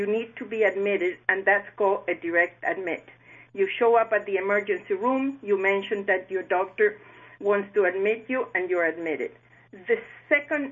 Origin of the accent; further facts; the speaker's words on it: Chile; moved away as an adult; now in South Florida, United States; I was born in Chile, and I had the opportunity to learn, love, and care for seniors as on and off my grandmothers lived with us. On my early 20s, I moved to the United States